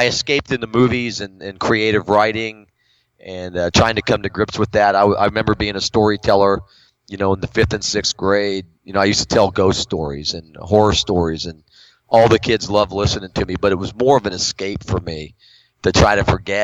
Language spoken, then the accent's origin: English; Florida, United States; also born or lived in Stuttgart, Germany; I grew up in Florida.